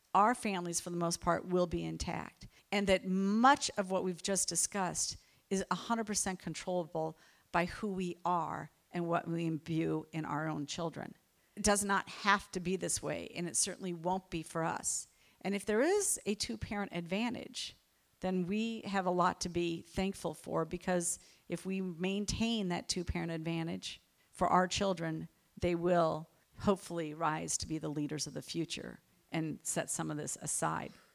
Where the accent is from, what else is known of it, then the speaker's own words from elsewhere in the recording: United States; as an American